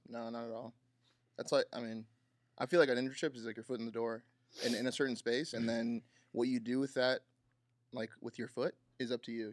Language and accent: English; California, United States; now in Texas, United States; I'm from Cali